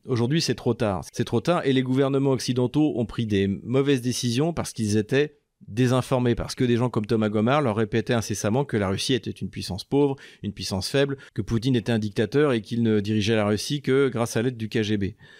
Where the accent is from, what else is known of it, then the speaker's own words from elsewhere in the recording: France; en tant que Français